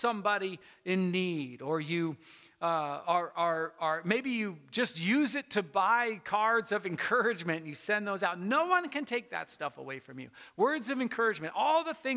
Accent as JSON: {"language": "English", "country": "United States", "said": "I'm an American and I love America"}